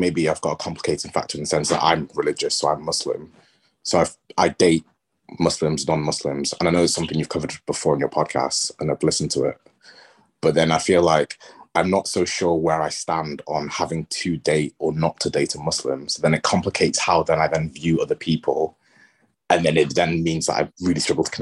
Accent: England, United Kingdom; accent: English; Culturally, I presume you can hear from my accent, I'm English

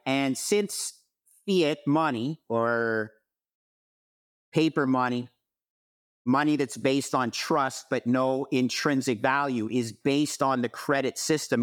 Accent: Montreal, Quebec, Canada; moved away as an adult; also born or lived in Toronto / United States; I grew up in Montreal, but moved to Toronto after, uh, uh, receiving my M B A from Cornell University in the United States

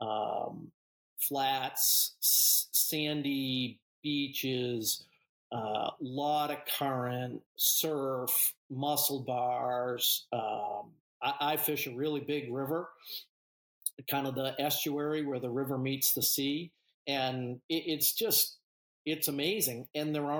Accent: Scituate, Massachusetts, United States; now in Maine, United States; I grew up on the South Shore in Scituate and fished Boston Harbor, Cape Cod, south of the Cape as a kid

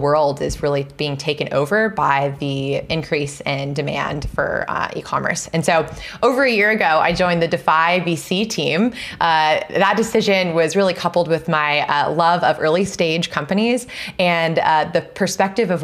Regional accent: Seattle, Washington, United States; moved away as an adult; also born or lived in New Hampshire; now in California, United States; I grew up in the Pacific Northwest

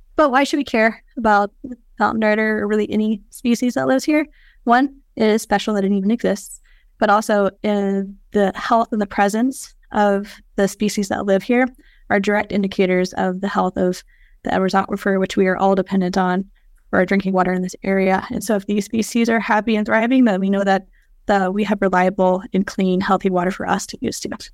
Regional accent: Georgia, United States; moved away; I'm from Georgia

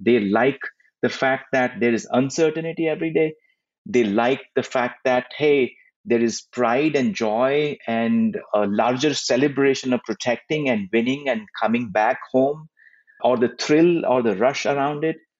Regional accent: India; moved away as an adult; now in United States; as a kid growing up in India

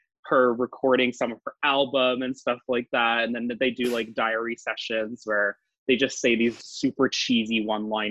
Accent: Fredericton, New Brunswick, Canada; moved away as an adult; also born or lived in Miramichi, New Brunswick / Toronto; I'm from Fredericton, New Brunswick, which is a very, it's the capital city of New Brunswick

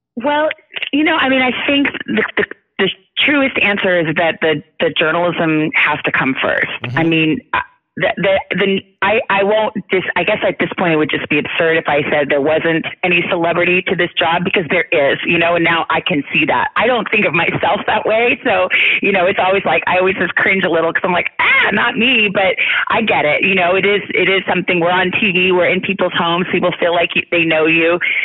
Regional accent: Tucson, Arizona, United States; moved away; I grew up in Tucson, Arizona

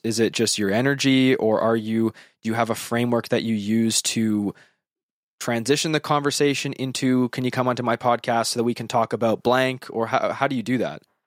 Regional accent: Western Canada, Canada; I am from Western Canada

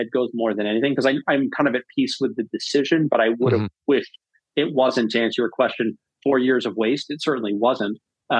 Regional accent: Northeast, United States; now in Massachusetts, United States; My wife and I we'd just gotten married. We were going to start a family, and we're both from the Northeast.

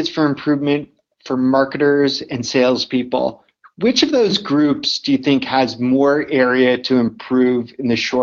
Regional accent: Canada; I'm Canadian

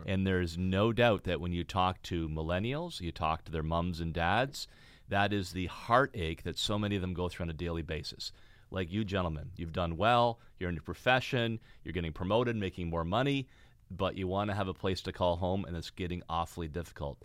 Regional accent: Fort Erie, Ontario, Canada; also born or lived in Wellandport, Ontario; Niagara, my hometown for anybody watching the podcast. Four Dairies, where I was born and raised, right on the border with Buffalo, New York.

